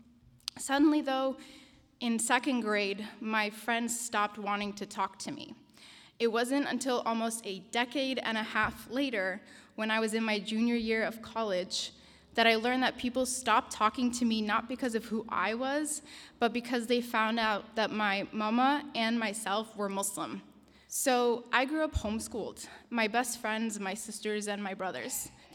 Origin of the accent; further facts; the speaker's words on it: Denmark; also born or lived in Japan / United States; I'm Syrian and Danish, the oldest in a family of 8 children. I was born in Denmark and spent the first 6 years of my life living in Japan. I still remember learning the moment that we were going to be moving to the United States.